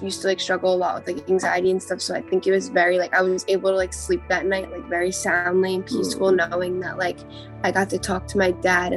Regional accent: Hicksville, New York, United States; I'm from Hicksville, Long Island.

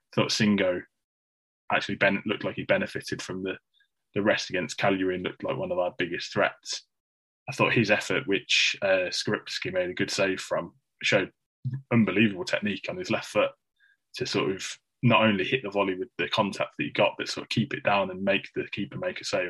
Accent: Midlands, United Kingdom; accent: Midlands; my monotone Midlands accent

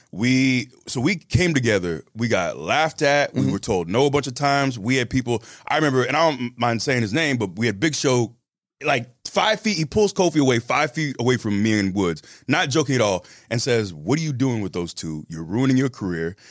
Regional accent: Tampa, Florida, United States; I'm from Tampa

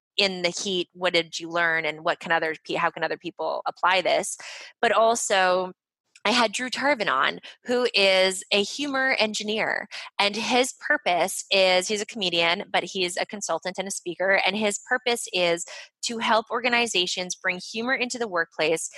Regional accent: Montreal, Quebec, Canada; I'm from Montreal. So I'm fluent in French.

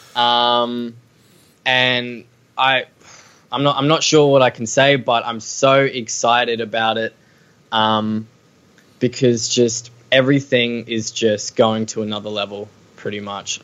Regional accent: Australia; We need to really own own being Australian

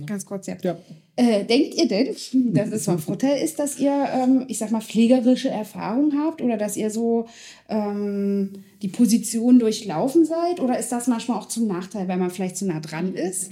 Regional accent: Schönebeck, Saxony-Anhalt, Germany; in Schönebeck. Wir kommen beide aus Schönebeck

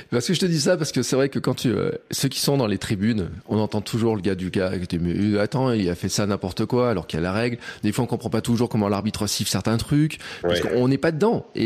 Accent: Castres, Occitania, France; moved away; Ouais, moi je suis de Castres, je suis du Sud.

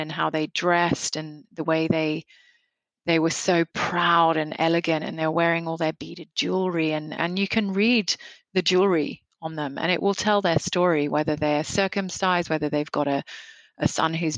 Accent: Nairobi, Kenya; now in Australia; I grew up in Nairobi in Kenya, and it was I feel like I had a very fortunate upbringing.

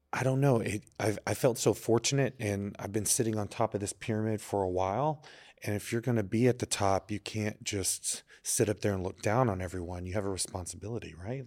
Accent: Texas, United States; also born or lived in Chelsea, New York; now in New York, United States; I'm from Texas

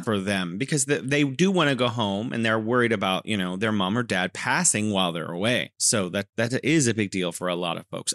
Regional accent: California, United States; now in Wuhan, China; I'm originally from California, and now I am living in beautiful Wuhan, China

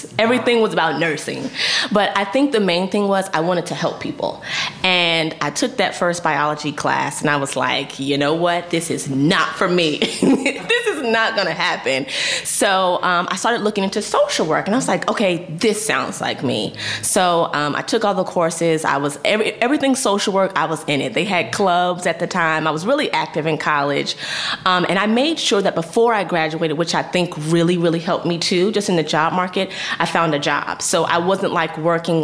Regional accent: Northern Virginia, United States; I grew up in Northern Virginia, which is in the DMV area close to Washington, D.C.

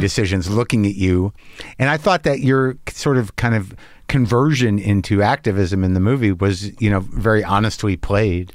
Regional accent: New Mexico, United States; I grew up in New Mexico, and people live up in Taos

